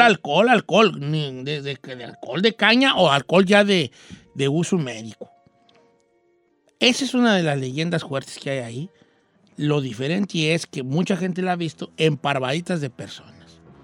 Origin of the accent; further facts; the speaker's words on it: Valle de Zamora, Michoacán, Mexico; moved away; mi pueblo de nacimiento